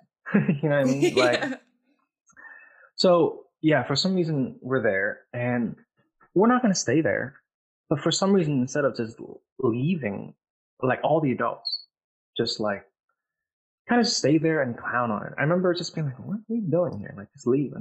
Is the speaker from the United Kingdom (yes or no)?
no; Vietnam; moved away; I'm from Vietnam, by the way. That's where I was born